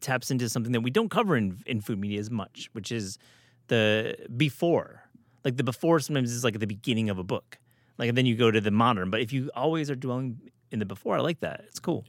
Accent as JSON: {"language": "English", "region": "Michigan", "country": "United States", "said": "I'm from Michigan"}